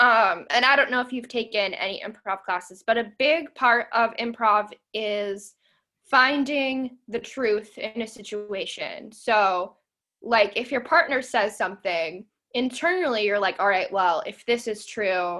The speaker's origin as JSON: {"language": "English", "town": "Lancaster", "region": "Pennsylvania", "country": "United States", "moved": "yes", "lives_now": "Pittsburgh, United States", "said": "I'm actually from Lancaster County, Pennsylvania"}